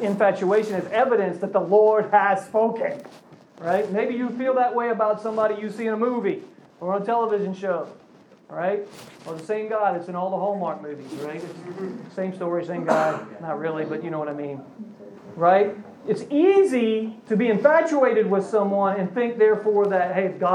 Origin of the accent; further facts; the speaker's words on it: Virginia, United States; I grew up in Virginia